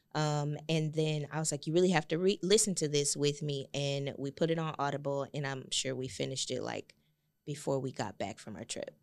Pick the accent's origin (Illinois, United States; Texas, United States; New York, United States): Texas, United States; Galveston; I'm from Galveston, it's one public high school